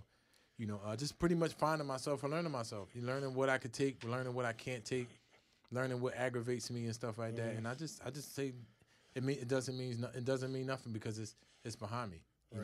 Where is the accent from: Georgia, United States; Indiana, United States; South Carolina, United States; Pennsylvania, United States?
Pennsylvania, United States; Philadelphia; I'm from North Philly.